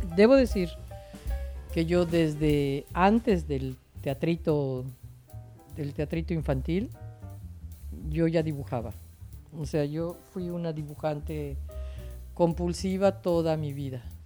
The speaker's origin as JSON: {"language": "Spanish", "town": "Mérida", "region": "Yucatán", "country": "Mexico", "tie": "born or raised there", "said": "Yo soy santiaguera, junto con mis amigos de la cuadra"}